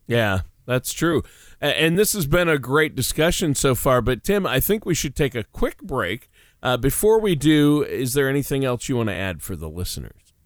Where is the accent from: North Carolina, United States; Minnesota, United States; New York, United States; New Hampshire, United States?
Minnesota, United States; growing up in Minnesota where I did